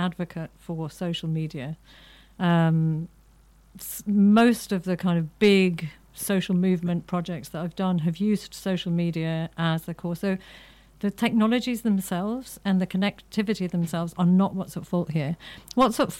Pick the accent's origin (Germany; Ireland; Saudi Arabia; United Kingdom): Ireland; I'm an Irish Catholic